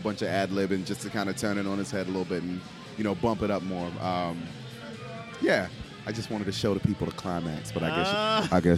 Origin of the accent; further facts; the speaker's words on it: New Jersey, United States; I'm from Jersey.